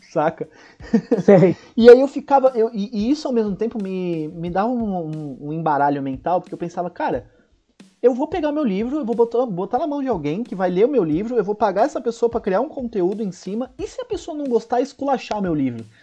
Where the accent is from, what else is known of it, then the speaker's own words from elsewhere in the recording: Santos, São Paulo, Brazil; Santos, isso.